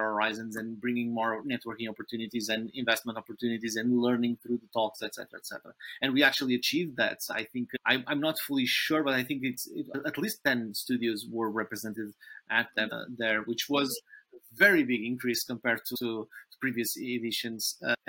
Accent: Portugal; we are both from Portugal

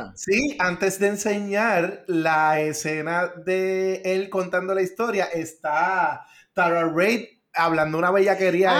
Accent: Río Grande, Puerto Rico; yo que soy de Río Grande

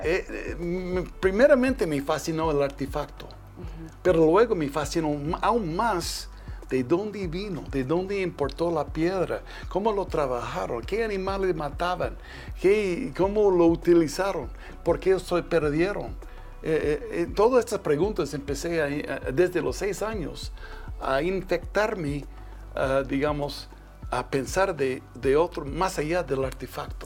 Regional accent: Twin Falls, Idaho, United States; yo nací en Twin Falls, Idaho, pero mi papá era finquero. Yo, yo era un muchacho de finca.

